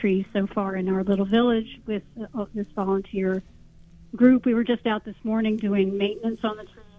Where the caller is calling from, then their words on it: Nyack, New York, United States; I'm here in Nyack.